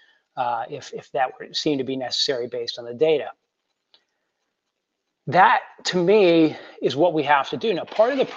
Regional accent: Western New York, United States; my hometown up in Western New York

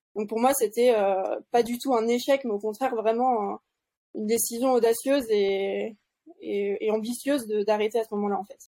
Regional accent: Tignes, Auvergne-Rhône-Alpes, France; also born or lived in Bourg-Saint-Maurice; je suis allée à l'école maternelle, primaire à Tignes, après au collège à Bourg-Saint-Maurice

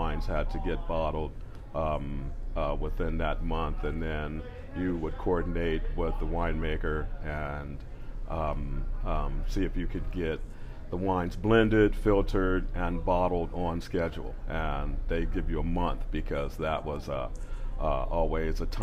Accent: Oakland, California, United States; now in Paso Robles, United States; I grew up in Oakland, California

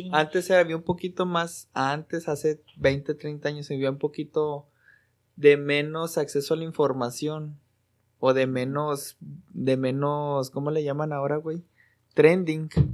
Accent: Mexico

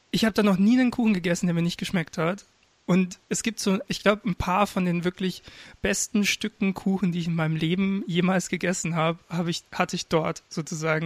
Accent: Regensburg, Bavaria, Germany; Ich komm aus Regensburg

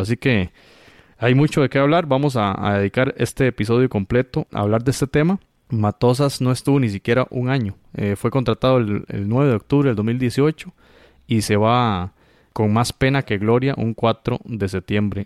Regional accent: Costa Rica; como costarricense

